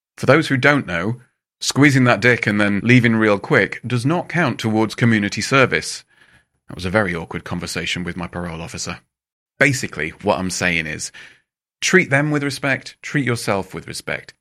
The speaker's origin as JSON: {"language": "English", "region": "England", "country": "United Kingdom", "said": "as an English person"}